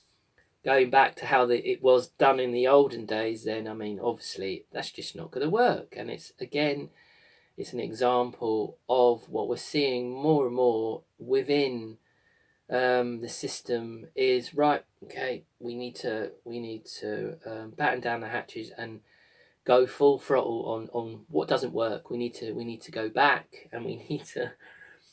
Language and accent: English; United Kingdom; here in my home country of the amazing Glastonbury